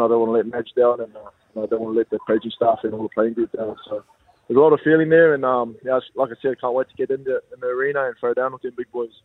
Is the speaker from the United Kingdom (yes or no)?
no; Auckland, New Zealand; I'm from South Auckland